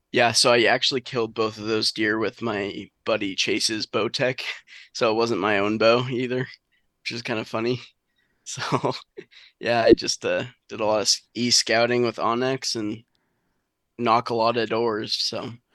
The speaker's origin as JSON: {"language": "English", "region": "southern New Hampshire", "country": "United States", "tie": "born or raised there", "said": "growing up in southern New Hampshire"}